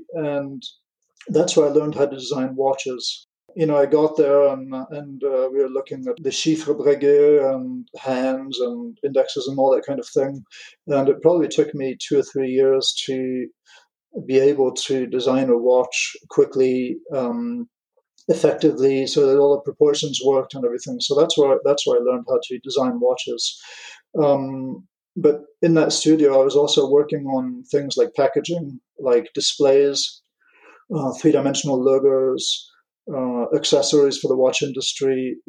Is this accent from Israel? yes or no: no; England, United Kingdom; also born or lived in United States / France; my parents are American. I grew up in England, and so I've been called Guy since... I'm not going to mention dates, but quite a long time now. And when we moved to France